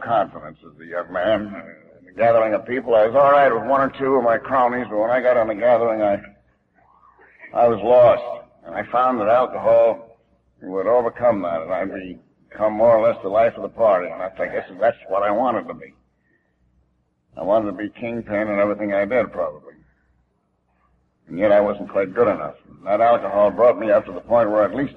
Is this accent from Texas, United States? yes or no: no; Albany, New York, United States; moved away as an adult; I was born and raised in Albany, New York